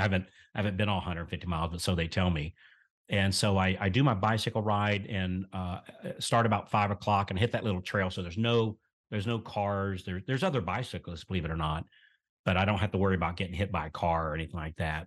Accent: central Florida, United States; I was born here in the South in a very, very, very small, very rural town, uh, here in central Florida. And so we grew up on collards

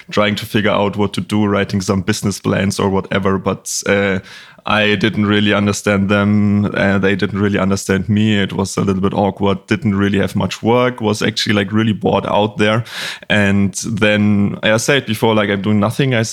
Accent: Bavaria, Germany; English is a second language; as you mentioned, like I'm from Germany. I grew up in a little town in Bavaria, northeast of Bavaria

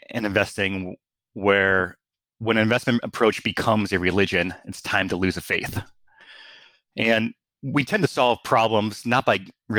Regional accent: Ellington, Connecticut, United States; This is where I sit today in Ellington, Connecticut, because that's a great place to start a family because I grew up here.

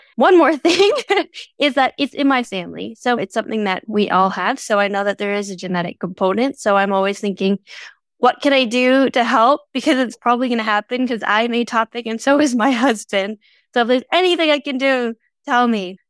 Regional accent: Canada; I'm from Canada, and my dad loves to throw on fires

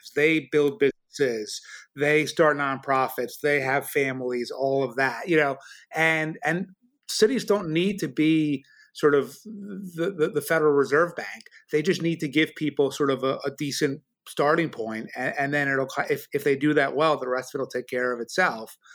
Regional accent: New York City, New York, United States; I grew up in New York City in the seventies, Brooklyn turned really dangerous and my parents moved it to the suburbs

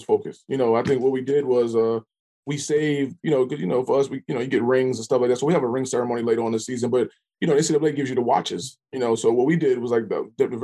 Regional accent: New York City, New York, United States; now in Norfolk, United States; I'm from New York City

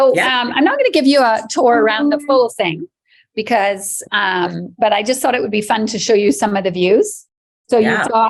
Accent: Barbados; also born or lived in Canada; I am Barbadian. So I was born in Barbados. I've lived here all my life, except for a foray in Canada when I was at university there.

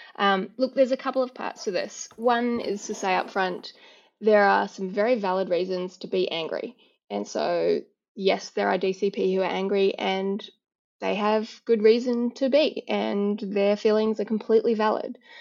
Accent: New Zealand; now in Australia; although I live in Australia, I was born in New Zealand

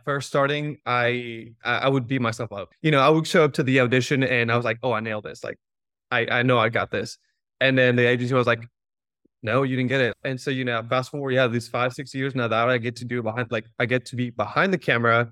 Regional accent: Mexico; now in United States; I was born and raised in Mexico, and I moved to the U S in two thousand seven.

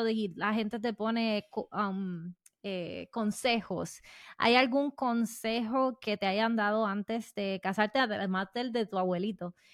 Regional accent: Puerto Rico; somos boricuas, somos boricuas y el tono sube.

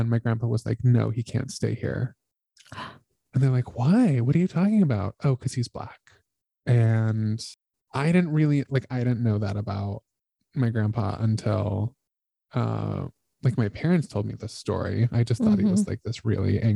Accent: Colorado, United States; moved away; also born or lived in New York City; I'm white. I grew up in Colorado

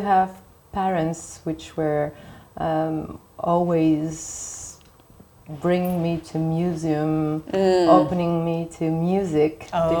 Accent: Paris, Île-de-France, France; I was born and raised in Paris in the 18th.

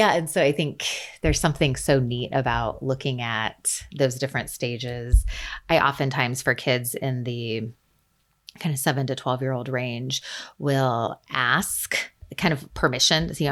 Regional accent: Central California, United States; I grew up in Central California, and in a small mountain community, and I'm now back in the general area where I live

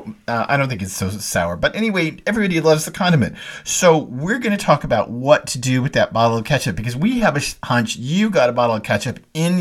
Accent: Dallas, Texas, United States; I grew up in Dallas going to S&D Oyster Company

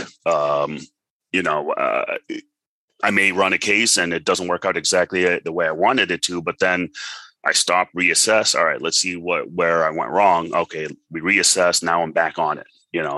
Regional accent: Boston, Massachusetts, United States; also born or lived in Monrovia, Liberia / Lebanon; I've survived through two civil wars before I came to the U.S. And I grew up in the U.S.

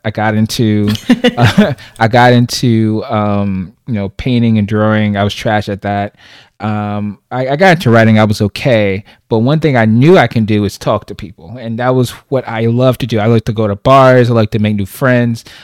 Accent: New York City, New York, United States; moved away as an adult; now in Charlotte, United States; I'm originally from Brooklyn, New York, born and raised.

